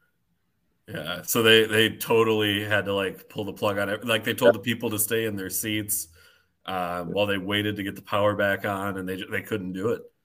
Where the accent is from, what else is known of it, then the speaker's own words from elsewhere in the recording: Minnesota, United States; the Minnesota Wild, my hometown team